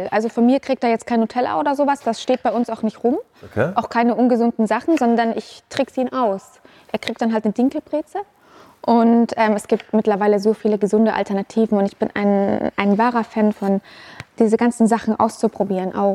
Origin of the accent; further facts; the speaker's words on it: Unterschleißheim, Bavaria, Germany; Also ich bin in Unterschleißheim aufgewachsen. Das ist ein Vorort von München.